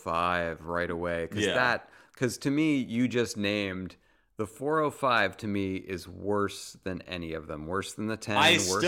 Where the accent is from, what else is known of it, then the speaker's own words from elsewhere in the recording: Boston, Massachusetts, United States; moved away as an adult; now in Los Angeles, United States; we thought we had it bad growing up in Boston.